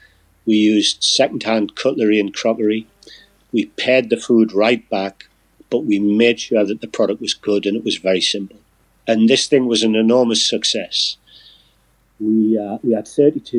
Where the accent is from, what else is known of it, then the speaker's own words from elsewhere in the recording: Newcastle upon Tyne, North East England, United Kingdom; I'm a Geordie.